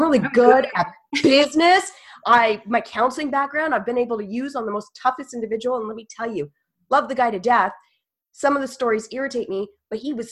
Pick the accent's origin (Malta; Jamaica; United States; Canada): Canada; I'm a Canadian, y'all, like Canadian